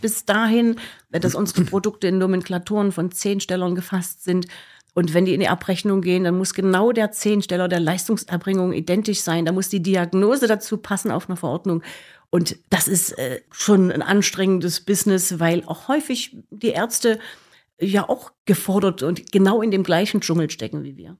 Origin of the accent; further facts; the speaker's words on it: Leipzig, Saxony, Germany; moved away as an adult; now in Gera, Germany; ich komme aus Leipzig